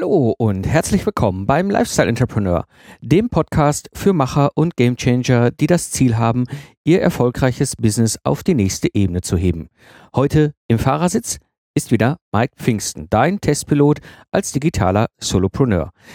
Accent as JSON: {"language": "German", "area": "Ruhr area", "region": "North Rhine-Westphalia", "country": "Germany", "tie": "born or raised there", "moved": "yes", "said": "ich komme ja ursprünglich aus dem Ruhrgebiet, also sehr industrialisierte äh, Umgebung, in der ich groß geworden bin"}